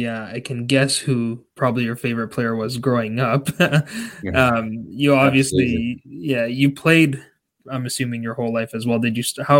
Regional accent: Canada; We're coming back to my home country of Canada for today's episode.

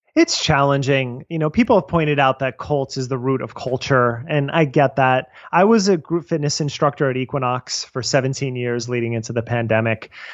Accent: New Jersey, United States; I'm from New Jersey

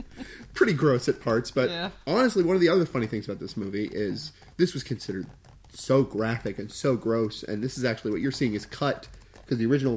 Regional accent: Voorhees, New Jersey, United States; I was born in Voorhees, New Jersey.

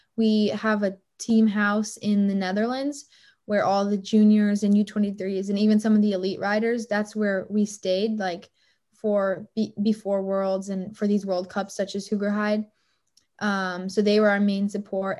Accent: Boulder, Colorado, United States; back in my hometown in Boulder, Colorado

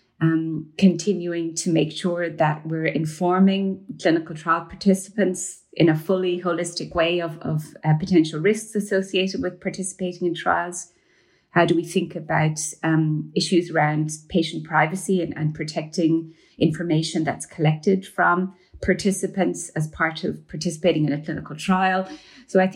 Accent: Ireland; moved away as an adult; I grew up in Ireland. I did my medical training in Ireland before the legalization of abortion

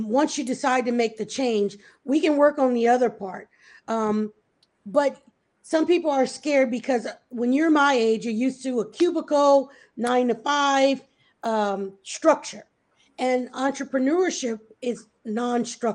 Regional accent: Louisiana, United States; moved away as an adult; also born or lived in New Orleans, Louisiana; now in Georgia, United States; hospitality was something I kind of grew up on because I'm from Louisiana

